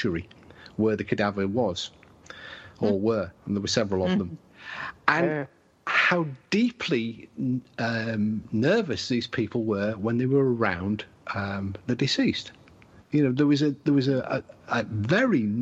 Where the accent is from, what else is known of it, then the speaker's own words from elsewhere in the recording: England, United Kingdom; we're English